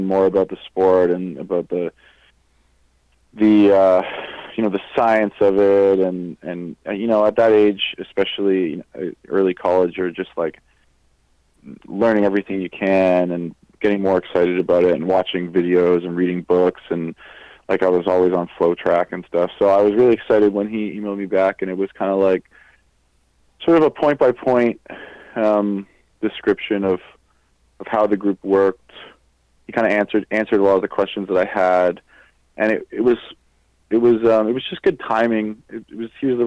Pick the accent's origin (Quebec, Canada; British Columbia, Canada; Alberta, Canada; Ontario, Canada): Ontario, Canada; Hamilton; moved away as an adult; also born or lived in Dartmouth; now in Guelph, Canada; I'm from Hamilton